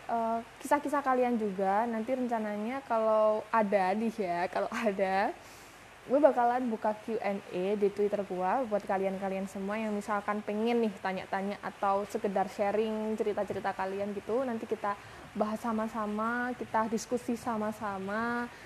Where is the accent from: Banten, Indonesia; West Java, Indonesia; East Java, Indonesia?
East Java, Indonesia; Malang; gue asli Malang, umur 21 tahun, dan saat ini kesibukan gue lagi kerja.